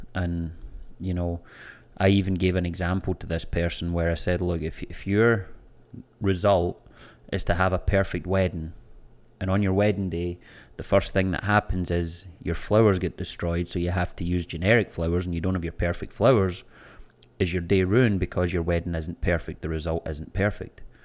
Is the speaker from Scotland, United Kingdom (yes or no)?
yes; Scotland, United Kingdom; moved away as an adult; now in Florida, United States; I can go to my hometown, I can go to the same bars and restaurants that I was going to twenty years ago when I lived there